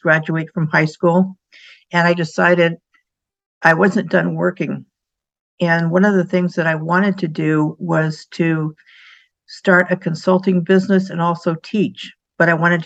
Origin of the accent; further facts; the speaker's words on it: San Diego, California, United States; I grew up in San Diego, have three sisters, and I was living the nice beach life